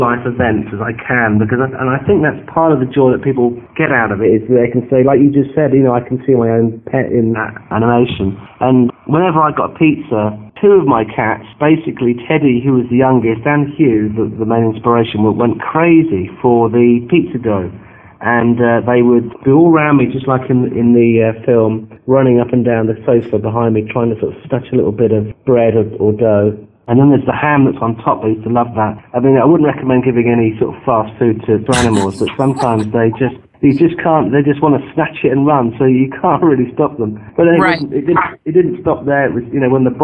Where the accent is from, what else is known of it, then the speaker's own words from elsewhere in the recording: Bedfordshire, East of England, United Kingdom; I come from Bedfordshire in England.